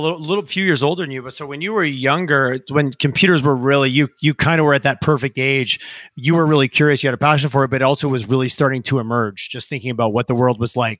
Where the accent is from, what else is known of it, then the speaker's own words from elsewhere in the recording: Canada; now in Calgary, Canada; We're getting a little bit of summer in Calgary, so I'm good. I'm such a Canadian.